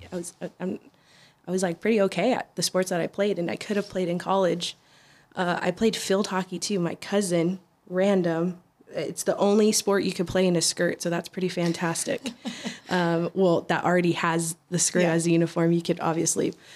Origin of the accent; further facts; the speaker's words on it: San Diego, California, United States; I'm from San Diego, born and raised. Never moved out of San Diego.